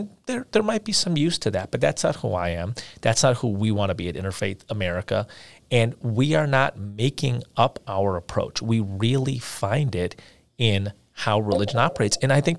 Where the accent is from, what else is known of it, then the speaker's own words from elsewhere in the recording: India; you know, I'm from India, and I've spent months there over the course of my life